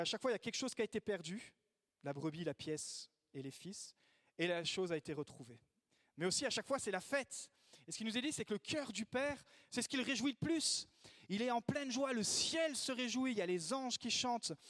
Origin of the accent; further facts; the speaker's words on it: France; also born or lived in Italy; Moi, je suis pas né dans l'Église parce que je suis né en Italie, mais je suis arrivé en France des parents missionnaires. Donc, euh, dès l'âge de de deux ans, j'étais dans toutes les r